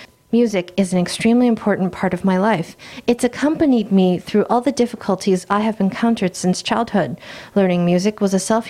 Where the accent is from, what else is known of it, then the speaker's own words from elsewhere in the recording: Taiwan; Then I can confidently say that I am from Taiwan.